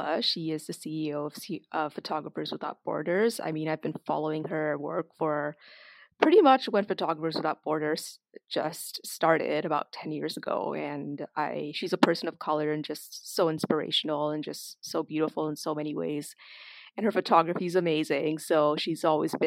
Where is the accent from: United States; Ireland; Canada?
Canada; Toronto, Ontario; also born or lived in Trinidad and Tobago; growing up in Toronto and the greater Toronto area